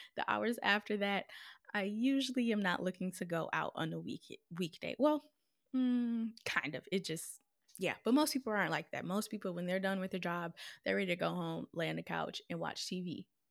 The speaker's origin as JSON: {"language": "English", "region": "Minnesota", "country": "United States", "tie": "born or raised there", "also_born_or_lived": "Florida / South Carolina / Missouri", "moved": "as an adult", "lives_now": "Detroit, United States", "said": "I was born and raised in Minnesota."}